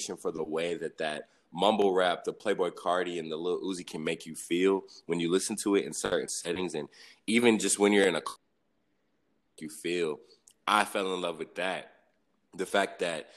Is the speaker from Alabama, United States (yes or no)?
yes; Huntsville, Alabama, United States; also born or lived in Riverside, California; now in Nashville, United States; I spent a lot of my growing up was in Huntsville, Alabama